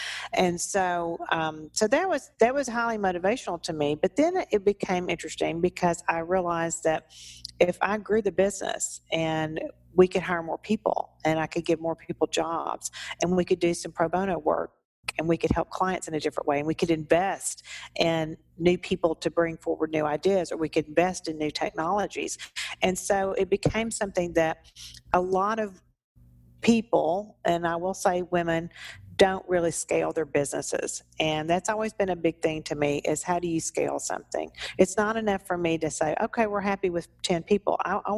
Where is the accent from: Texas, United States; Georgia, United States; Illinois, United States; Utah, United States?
Texas, United States; Humble; And I said, well, I sure did.